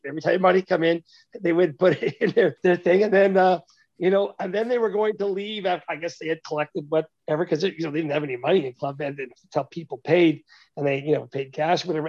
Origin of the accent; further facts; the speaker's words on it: Canada; as a Canadian